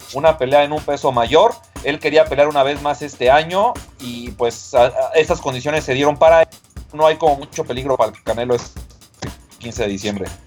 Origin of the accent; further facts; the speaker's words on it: Mexico; como mexicanos